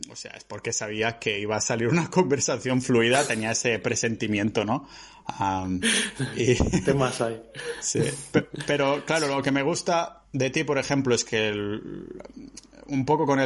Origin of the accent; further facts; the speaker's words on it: Balearic Islands, Spain; born there; Pues yo nací en Menorca. En Menorca